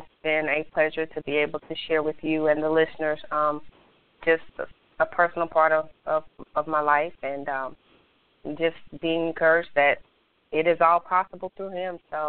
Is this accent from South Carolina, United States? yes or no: yes; Greenville, South Carolina, United States; So I'm actually going to be hosting a few Life Speaks forums in my hometown of Greenville, South Carolina.